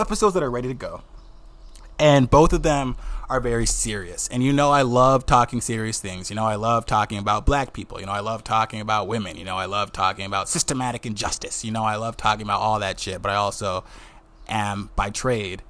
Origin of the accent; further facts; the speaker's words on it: Wisconsin, United States; accent: Wisconsin; now in New York, United States; my Wisconsin accent